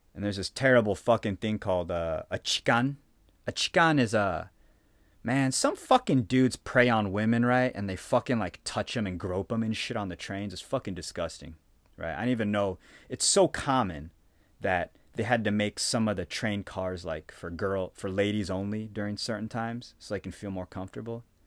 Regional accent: Phoenix, Arizona, United States; moved away as an adult; now in Japan; I came from Phoenix, right? Arizona

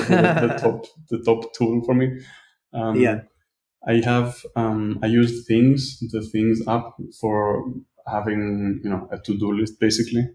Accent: Greece; I'm from Greece.

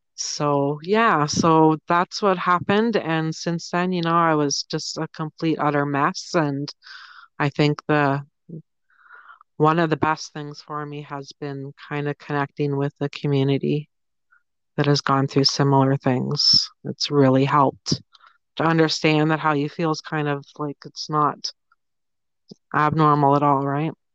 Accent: Toronto, Ontario, Canada; I'm from Toronto or just outside of Toronto in Ontario, Canada.

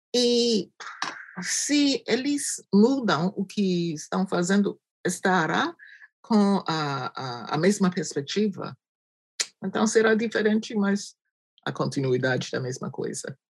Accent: New Jersey, United States; Portuguese is a second language; moved away; also born or lived in Cameroon; eu sou de Nova Jersey, eu estou aqui na África Central, eu sou estrangeira.

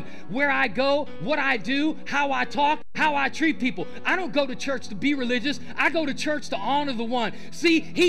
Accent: Ohio, United States; moved away; I'm from Ohio. I am a Buckeye fan.

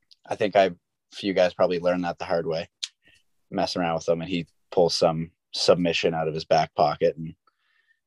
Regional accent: the Maritimes, Canada; moved away; also born or lived in St. Andrews; back home in the Maritimes

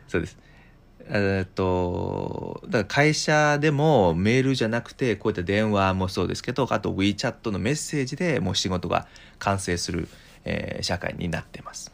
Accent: China; moved away; also born or lived in Japan; 中国生まれ中国と日本育ち

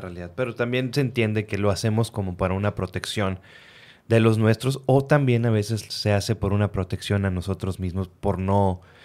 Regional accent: Reynosa, Tamaulipas, Mexico; moved away as an adult; now in Monterrey, Mexico; yo crecí en Reynosa, Tamaulipas, hasta los 17 años

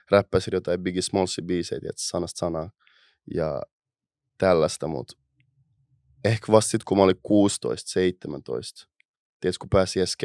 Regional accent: Helsinki, Uusimaa, Finland; Mistä Ää, Itä-Helsingissä. Itästä.

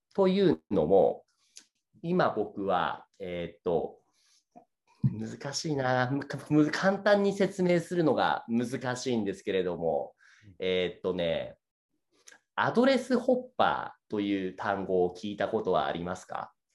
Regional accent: Saitama, Japan; moved away; 出身は僕は埼玉県です。

